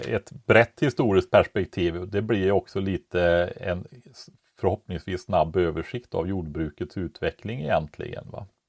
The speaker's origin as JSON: {"language": "Swedish", "area": "Västergötland", "region": "Västra Götaland", "country": "Sweden", "tie": "born or raised there"}